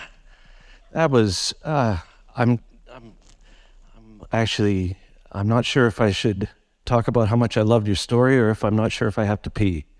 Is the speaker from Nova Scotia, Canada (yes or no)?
no; Vancouver, British Columbia, Canada; also born or lived in Surrey; born and raised in Vancouver